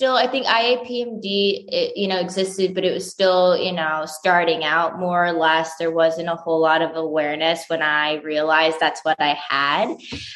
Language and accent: English; Florida, United States; moved away as an adult; also born or lived in Denmark / Spain / Scotland / Miami; now in Bali, Indonesia; I'm from Florida originally.